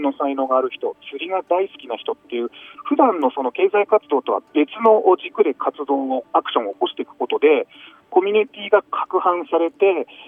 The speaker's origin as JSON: {"language": "Japanese", "town": "Iwaki", "region": "Fukushima", "country": "Japan", "tie": "born or raised there", "moved": "yes", "said": "僕があの2009年にですね地元のいわき市に戻ってきまして"}